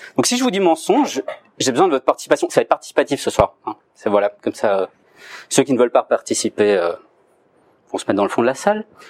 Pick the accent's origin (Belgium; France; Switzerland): Belgium; Je suis belge, j'habite en Belgique, mais j'étudie à Paris